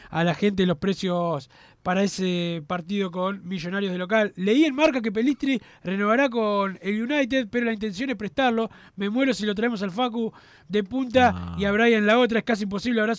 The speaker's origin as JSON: {"language": "Spanish", "country": "Uruguay", "said": "me dio pena porque el uruguayo sea así, porque nosotros somos todos descendientes de inmigrantes"}